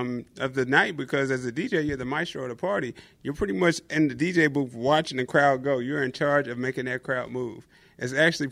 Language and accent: English; Evansville, Indiana, United States; moved away as an adult; Evansville, Indiana.